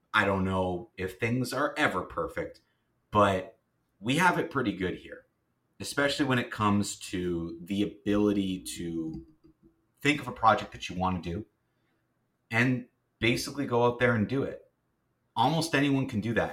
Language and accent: English; Kingston, Ontario, Canada; moved away as an adult; now in Ottawa, Canada; I'm not from Ottawa. I'm from Kingston, which is not too far from here. Um, but I grew up there